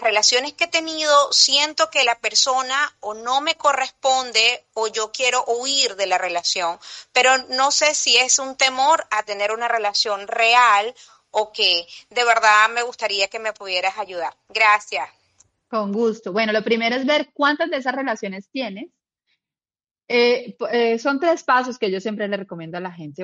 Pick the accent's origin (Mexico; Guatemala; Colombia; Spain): Colombia; now in Uruguay; yo soy de Colombia, en este momento estoy en Uruguay